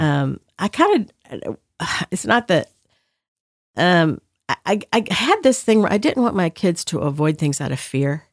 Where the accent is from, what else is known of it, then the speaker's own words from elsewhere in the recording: the South, United States; the way I was raised in the South